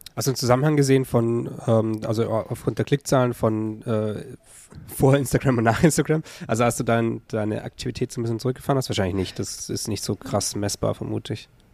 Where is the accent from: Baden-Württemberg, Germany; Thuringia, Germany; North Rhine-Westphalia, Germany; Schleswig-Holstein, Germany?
Baden-Württemberg, Germany; Stuttgart area; moved away; ich bin ja auch im Umfeld quasi aufgewachsen